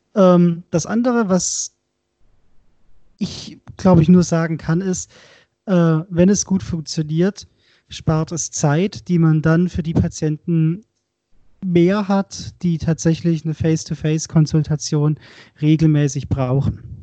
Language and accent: German; Swabia, Baden-Württemberg, Germany; ich bin Schwabe, komme aus Baden-Württemberg